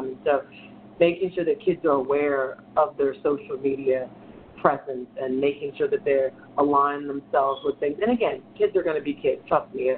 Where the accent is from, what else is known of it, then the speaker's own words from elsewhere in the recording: New Orleans, Louisiana, United States; I'm from New Orleans